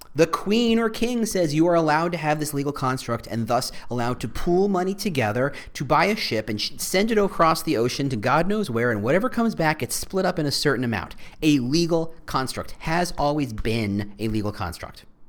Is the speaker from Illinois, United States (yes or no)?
yes; Chicago, Illinois, United States; as a Chicagoan